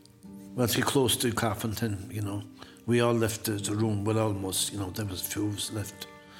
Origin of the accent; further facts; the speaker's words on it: Inishmaan, Connacht, Ireland; moved away as an adult; also born or lived in Boston; I'm from Ballinwood, Inishman.